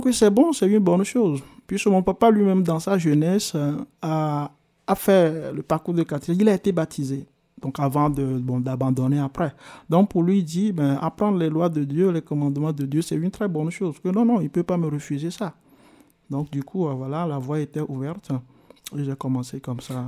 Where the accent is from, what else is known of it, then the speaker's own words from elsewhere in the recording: Arépé, Plateaux, Togo; moved away as an adult; also born or lived in Tablibo, Togo; now in Switzerland; Je suis né au Togo, dans le sud du Togo, hmm. dans la préfecture euh, qu'on appelle la préfecture de Yoto, dans la localité, le village qui s'appelle Arepe